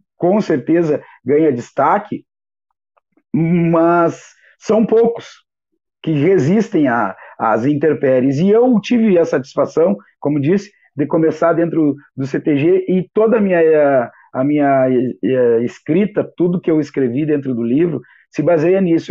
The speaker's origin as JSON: {"language": "Portuguese", "town": "Santana do Livramento", "region": "Rio Grande do Sul", "country": "Brazil", "tie": "born or raised there", "moved": "as an adult", "said": "nossa querida Santana do Livramento, da minha terra natal"}